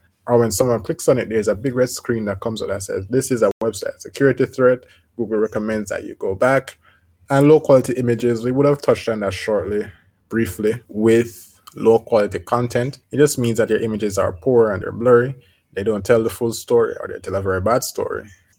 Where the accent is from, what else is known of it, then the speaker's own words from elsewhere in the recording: Colorado, United States; Oh, this guy is also from Colorado. I am from Colorado. We're both Coloradans.